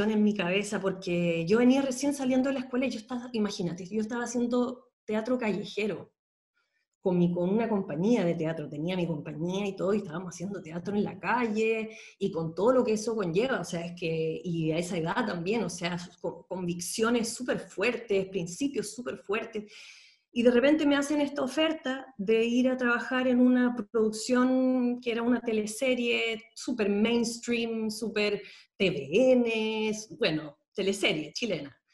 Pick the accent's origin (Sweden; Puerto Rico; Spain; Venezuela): Sweden; born there; yo nací en Suecia, eh, mi papá es chileno